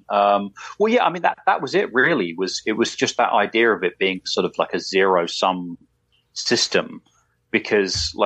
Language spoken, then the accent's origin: English; England, United Kingdom; I'm English